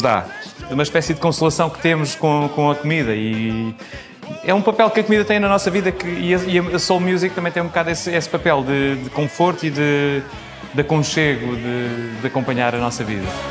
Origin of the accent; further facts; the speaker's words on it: Portugal; nós, enquanto portugueses